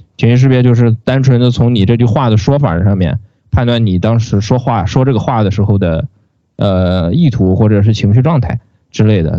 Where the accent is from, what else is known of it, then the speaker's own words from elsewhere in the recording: Shandong, China; 我们山东人的山东式倒装